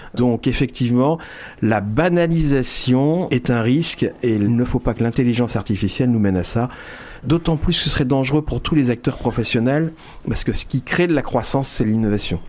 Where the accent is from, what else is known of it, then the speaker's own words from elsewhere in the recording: France; On est français.